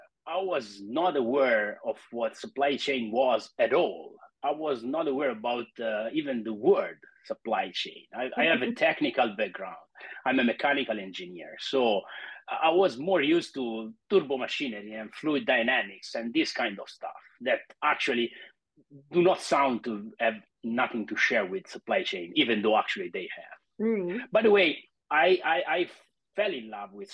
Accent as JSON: {"language": "English", "country": "Italy", "also_born_or_lived": "Florence", "said": "I'm 48 and I'm from Italy. Actually, now I'm talking to you from Milan, but actually my home base is Florence, so in the center of the country."}